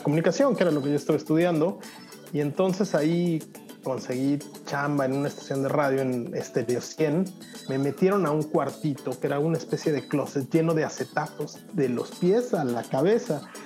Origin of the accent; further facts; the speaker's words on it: Mexico; moved away as an adult; now in Europe; yo siempre me he sentido muy orgulloso de ser mexicano